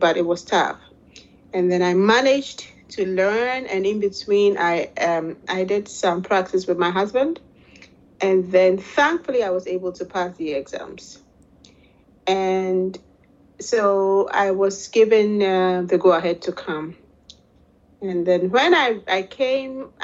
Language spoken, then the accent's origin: English; Ghana; moved away as an adult; now in Netherlands; I'm originally from Ghana, West Africa. And I live now in the Netherlands, Holland